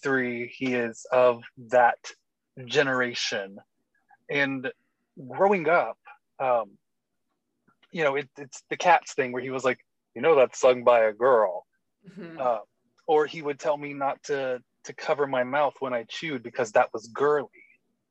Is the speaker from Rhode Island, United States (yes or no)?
no; Georgia, United States; I'm from Georgia